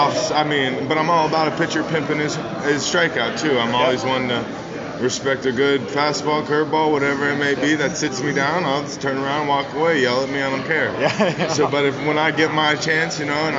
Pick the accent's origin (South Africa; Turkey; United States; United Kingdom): United States; Huntington Beach, California; moved away as an adult; also born or lived in Texas / Oklahoma; I'm from Huntington Beach, California. I was born and raised there.